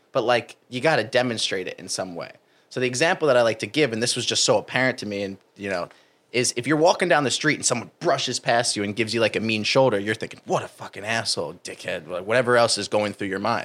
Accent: New Jersey, United States; moved away; I'm from New Jersey

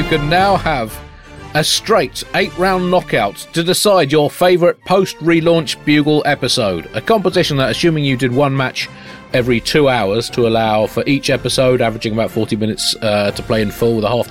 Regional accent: United Kingdom; as a British person

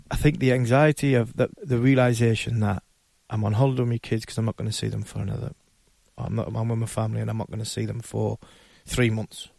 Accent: Ashington, North East England, United Kingdom; I came from Ashington

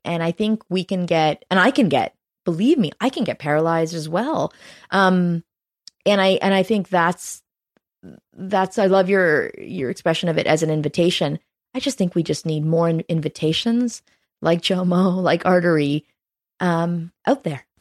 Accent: Canada; also born or lived in Toronto; as a Canadian, I'm proud

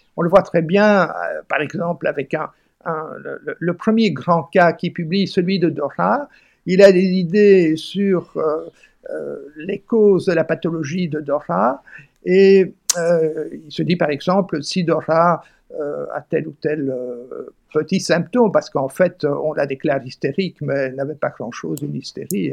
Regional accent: Flanders, Belgium; je suis flamand d'origine et donc parfait bilingue

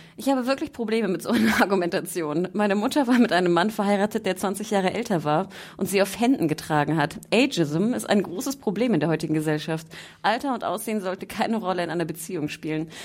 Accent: Hamburg, Germany; ich als Hamburgerin

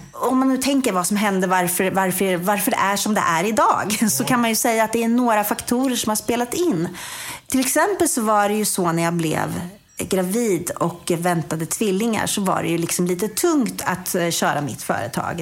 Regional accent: Kumla, Örebro County, Sweden; Kumlabyskolan, som jag gick när jag var liten i Kumla.

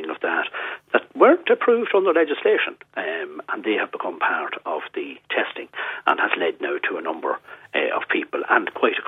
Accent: County Cavan, Ireland; my mother is from County Donegal now, so I'm from Cavan

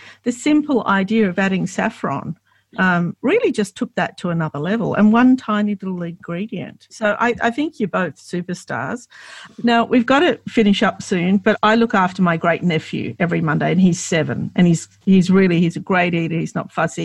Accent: Australia; I grew up in Australia

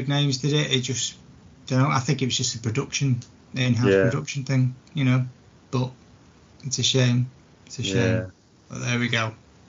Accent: St Helens, North West England, United Kingdom; Well, we're both from St. Helens.

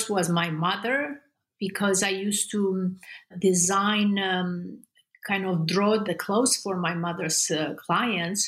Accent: Constanța, Romania; moved away as an adult; I grew up in Romania in a communist regime.

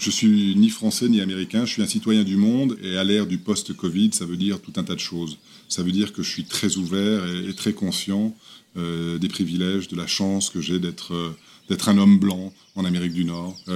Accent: Lagos, Nigeria; Non, mais j'étais dans, une, l'école française de Lagos

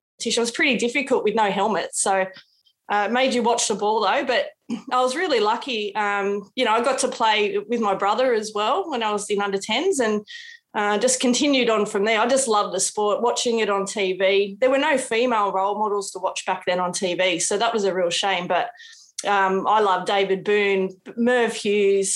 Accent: North Richmond, New South Wales, Australia; I grew up in the Hawkesbury out at North Richmond

